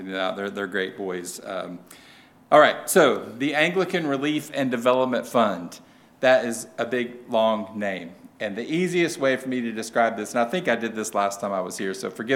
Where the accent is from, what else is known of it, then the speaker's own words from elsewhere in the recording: Tennessee, United States; accent: southern; I am from Tennessee, so if you can't understand my southern accent